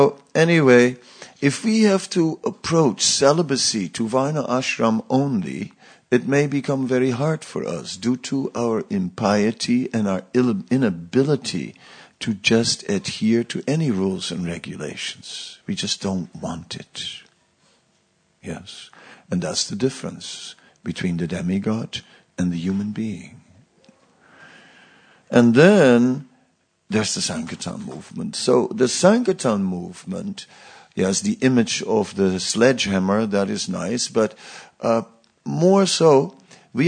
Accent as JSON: {"language": "English", "country": "Netherlands", "tie": "born or raised there", "said": "I grew up on the beach, you know, I'm from the Netherlands beach"}